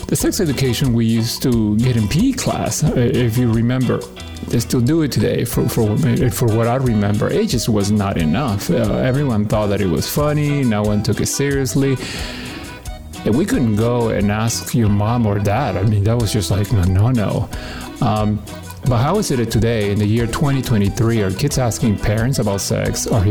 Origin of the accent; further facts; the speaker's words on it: Peru; now in Washington, D.C. area, United States; I was born in Peru and I've lived in this area for the last 35 years